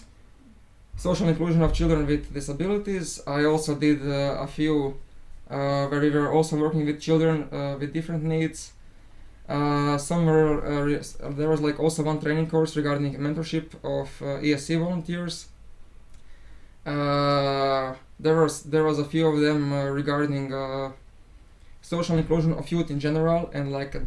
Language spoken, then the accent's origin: English; Zagreb, City of Zagreb, Croatia; I also come from Zagreb